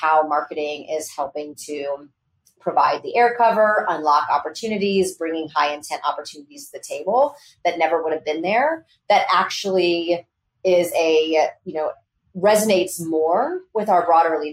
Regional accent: Texas, United States; I grew up in Texas in the 80s

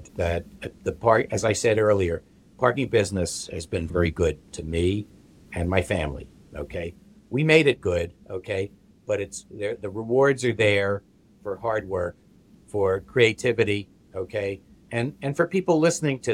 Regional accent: New Jersey, United States; I'm from New Jersey

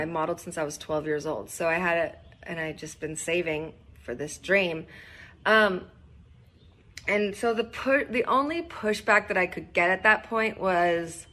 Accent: Northern California, United States; I grew up in Northern California

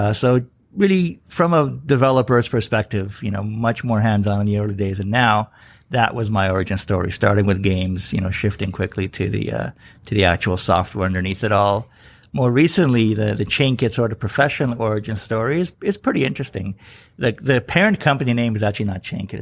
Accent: Canada; I grew up in Canada

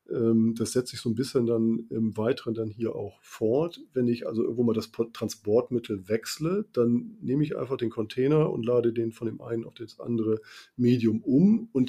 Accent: Bremen, Germany; ich komme ja nun ähm, ein bisschen von der Küste. Ich komme aus Bremen und ähm, da ist ja die Nordsee nicht weit, da ist Bremerhaven nicht weit, Hamburg ist nicht weit.

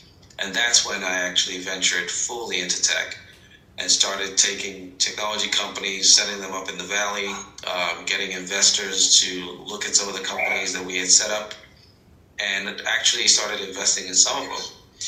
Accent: Nigeria; born there; I was born in Nigeria, but grew up around the world.

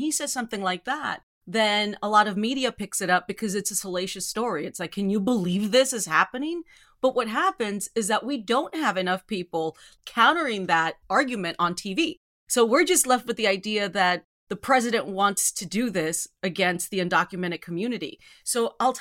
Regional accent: Rio Grande Valley, South Texas, United States; I grew up in South Texas

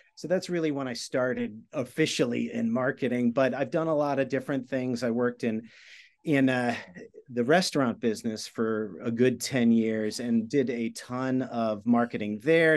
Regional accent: outside of New York, United States; I grew up outside of New York

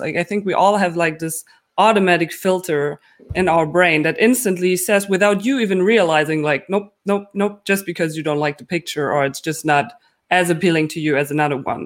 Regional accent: Germany

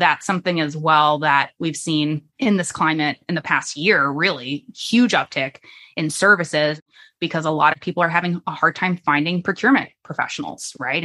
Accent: Florida, United States; now in Virginia, United States; So I grew up in Florida

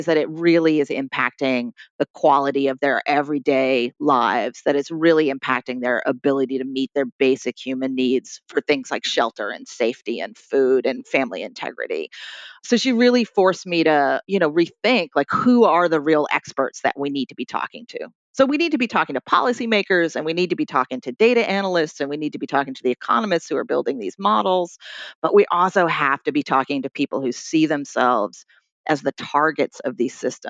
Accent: Troy, New York, United States; here in my hometown of Troy, New York

